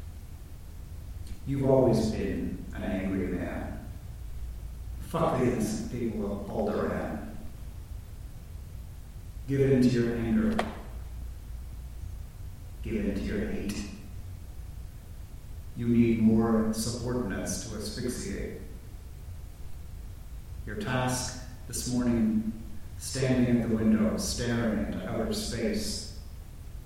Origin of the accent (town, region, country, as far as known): Toronto, Ontario, Canada; born or raised there; moved away as an adult; now in United States